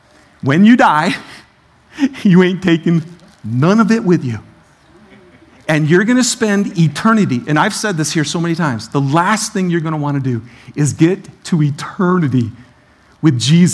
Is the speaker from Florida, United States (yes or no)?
no; Detroit, Michigan, United States; I'm from Detroit, so this is very sensitive to buy.